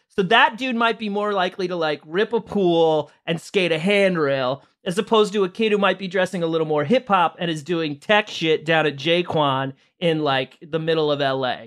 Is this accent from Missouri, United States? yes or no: yes; St. Louis, Missouri, United States; I'm from Saint Louis